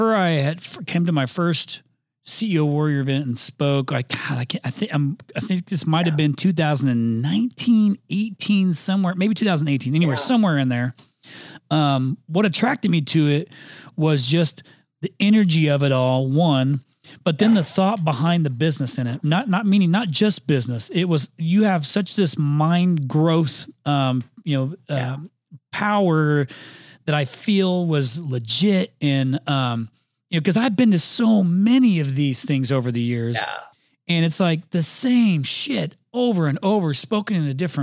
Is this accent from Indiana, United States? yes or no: yes; Indiana, United States; I'm from Indiana